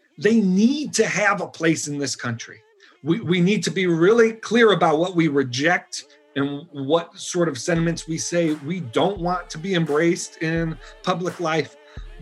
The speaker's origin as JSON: {"language": "English", "town": "Buffalo", "region": "New York", "country": "United States", "moved": "as an adult", "said": "I'm from Buffalo, New York."}